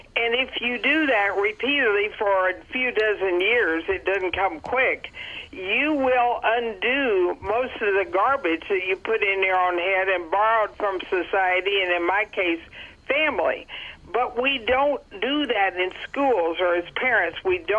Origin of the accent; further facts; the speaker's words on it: Dallas, Texas, United States; Well, now I'm on the West Coast, but I grew up in Texas in the Panhandle in Dallas.